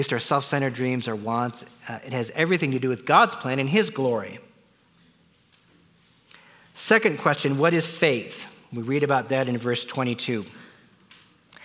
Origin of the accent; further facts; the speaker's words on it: Wisconsin, United States; I was born in Wisconsin.